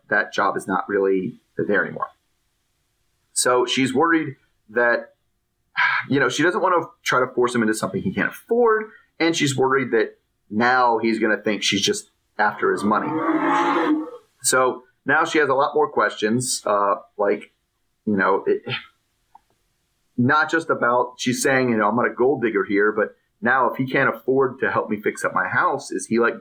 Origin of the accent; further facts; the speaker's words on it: United States; as an American